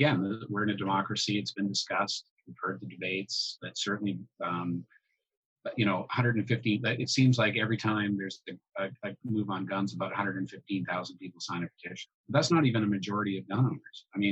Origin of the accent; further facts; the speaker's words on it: Orillia, Ontario, Canada; I grew up in Central Ontario